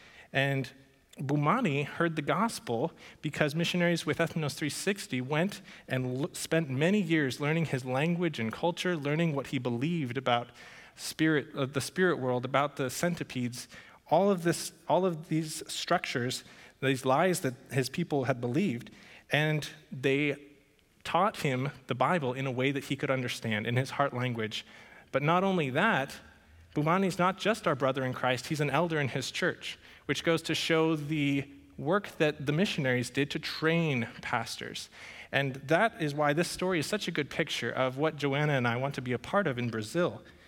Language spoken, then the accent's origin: English; Paraguay; And that surprises some people, since I grew up in Paraguay, and that's a story in and of itself.